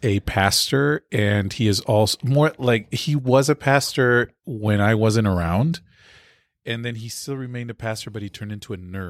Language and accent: English; Lima, Peru; also born or lived in Berrien Springs, United States; No, I was born in Peru. I was born in Lima, Peru. Mm-hmm. And then I did a little growing up in Berrien Springs, Michigan. Mm-hmm. Then I went back to Lima, Peru.